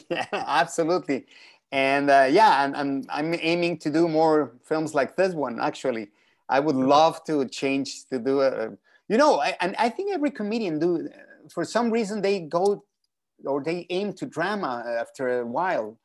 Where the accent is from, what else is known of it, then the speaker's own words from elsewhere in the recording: Mexico City, Mexico; moved away; I was born and raised in Mexico City